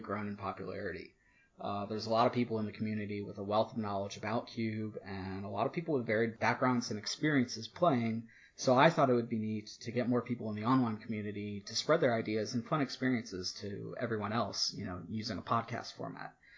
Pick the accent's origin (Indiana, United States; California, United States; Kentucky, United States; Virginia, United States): Virginia, United States; moved away as an adult; also born or lived in Maryland; I moved back to my home state of Virginia just over a year ago